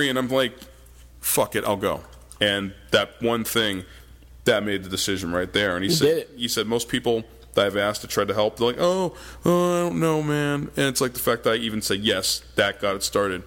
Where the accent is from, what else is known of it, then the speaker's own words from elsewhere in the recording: Walden, Massachusetts, United States; I'm from Walden.